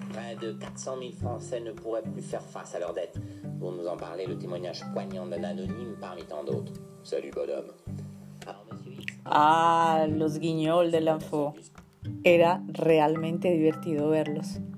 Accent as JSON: {"language": "Spanish", "country": "Colombia", "moved": "yes", "said": "siempre me preguntan que si soy chino. Y cuando les digo que soy colombiano, pues quedan así como extrañados. Pero bueno, yo ya me he acostumbrado. Hace cinco años que estoy aquí"}